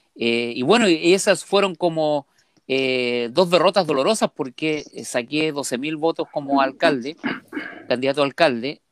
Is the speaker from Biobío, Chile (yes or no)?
no; Calama, Antofagasta, Chile; yo soy de Calama, mi, yo vengo de una familia minera